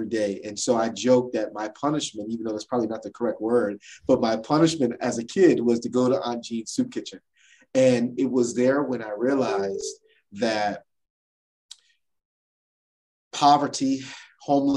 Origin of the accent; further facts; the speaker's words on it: New Jersey, United States; I am from South New Jersey, the state of New Jersey from the United States. And I was born and raised in New Jersey